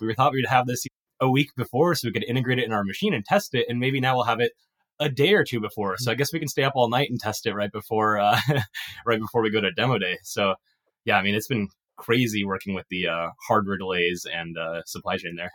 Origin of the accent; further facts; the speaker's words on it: Illinois, United States; moved away as an adult; I grew up in Illinois